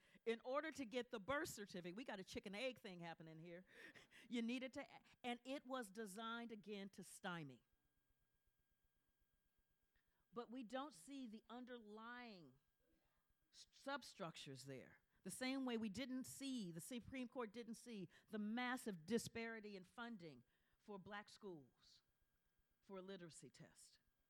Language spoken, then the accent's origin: English; Ohio, United States; I'm talking about Ohio. I'm from Ohio.